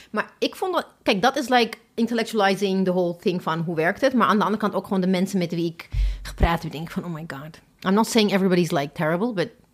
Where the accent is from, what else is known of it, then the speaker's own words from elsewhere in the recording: Ethiopia; now in Netherlands; ik kom hier uit Ethiopië